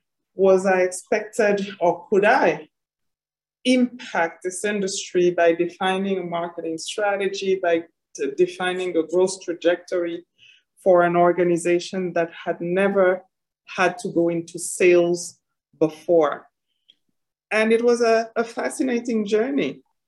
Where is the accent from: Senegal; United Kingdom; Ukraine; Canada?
Senegal; born there; also born or lived in Côte d'Ivoire / Ethiopia / Paris; My journey started, as you mentioned, in Senegal. I was born in Senegal. From parents originally from Mali and Niger.